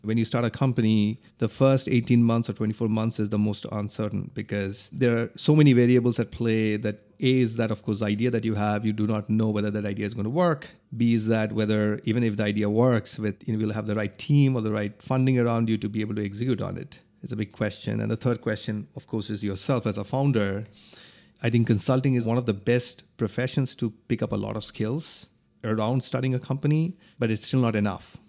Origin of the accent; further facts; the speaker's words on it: India; moved away as an adult; also born or lived in New York; now in Philadelphia, United States; I grew up in India